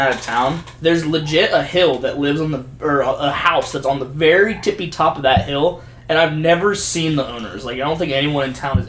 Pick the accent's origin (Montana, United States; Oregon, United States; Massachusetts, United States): Oregon, United States; Myrtle Creek; born or raised there; moved away